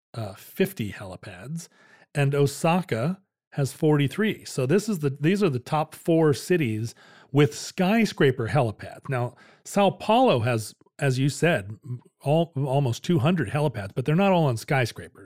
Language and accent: English; United States; I'm an American